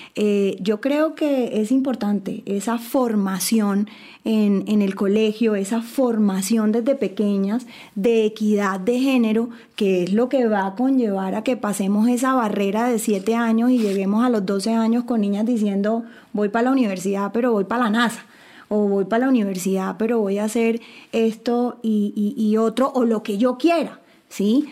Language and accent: Spanish; Colombia; yo soy colombiana